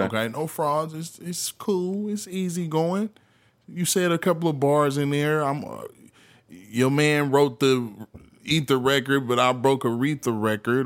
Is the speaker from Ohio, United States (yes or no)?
no; the Bay Area, California, United States; I'm from the Bay